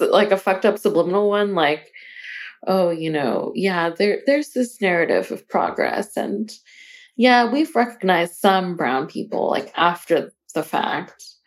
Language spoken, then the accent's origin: English; Arizona, United States; we are from Arizona